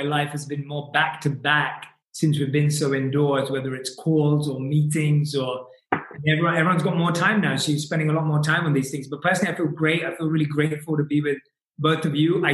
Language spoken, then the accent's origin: English; London, United Kingdom; moved away; our London roots